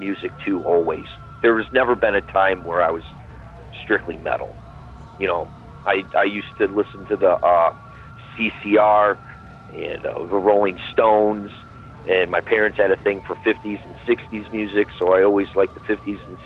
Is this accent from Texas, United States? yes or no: no; Parma, Ohio, United States; I'm from Parma, Ohio. Still from Parma, Ohio